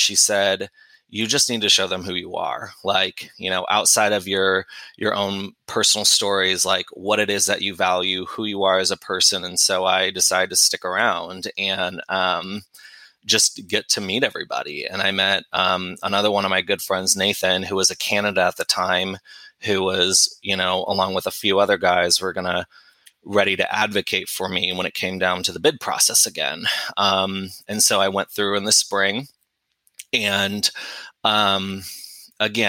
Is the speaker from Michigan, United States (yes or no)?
no; St. Louis, Missouri, United States; I'm originally from St. Louis, Missouri